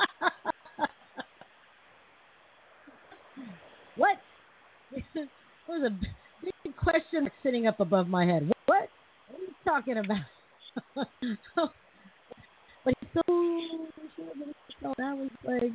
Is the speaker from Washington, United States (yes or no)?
yes; Seattle, Washington, United States